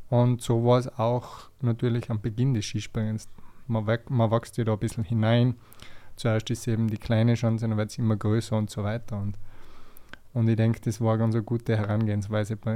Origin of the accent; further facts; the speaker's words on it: Tyrol, Austria; es hat natürlich als Tiroler so ein bisschen angefangen.